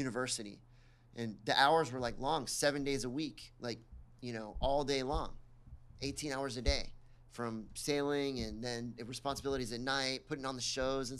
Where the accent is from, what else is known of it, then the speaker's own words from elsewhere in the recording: Miami, Florida, United States; I grew up in Miami and loved growing up in Miami